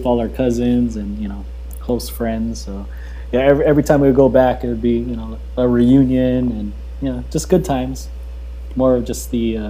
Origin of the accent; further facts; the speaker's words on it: Hawaii, United States; moved away as an adult; growing up, born and raised in Hawaii